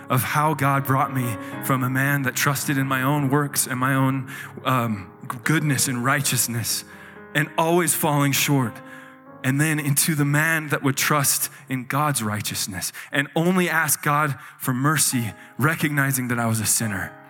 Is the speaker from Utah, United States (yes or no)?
yes; Utah, United States; So I grew up in Utah in a very strong Mormon family and um, strong Mormon community, and everything I knew was this religion.